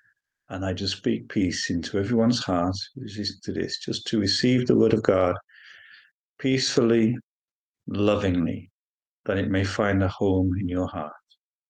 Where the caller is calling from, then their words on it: Walsingham, East of England, United Kingdom; Well, I'm usually calling in from Walsingham, but today I'm calling in from Boston in Lincolnshire.